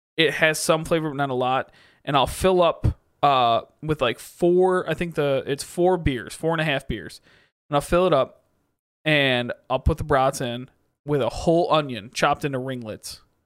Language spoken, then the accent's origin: English; Michigan, United States; also born or lived in Kansas; Growing up in Michigan